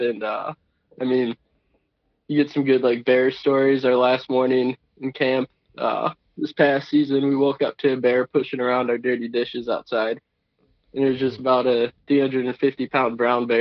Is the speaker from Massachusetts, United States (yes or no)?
no; Milwaukee, Wisconsin, United States; now in Eau Claire, United States; I'm from Milwaukee